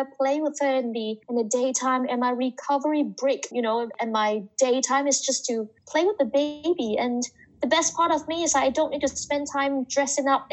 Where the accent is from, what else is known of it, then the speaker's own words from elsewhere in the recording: Hong Kong; English is a second language; moved away as an adult; also born or lived in Canada; I'm from Hong Kong. I grew up in Hong Kong, studied in Hong Kong, and I went to Canada and then work in different countries.